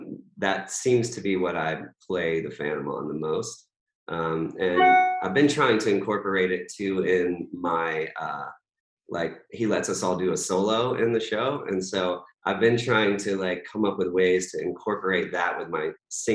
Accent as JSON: {"language": "English", "region": "North Carolina", "country": "United States", "tie": "born or raised there", "also_born_or_lived": "Virginia", "said": "I didn't grow up, you know, I grew up in North Carolina and Virginia, but like I never was like a hardcore country fan"}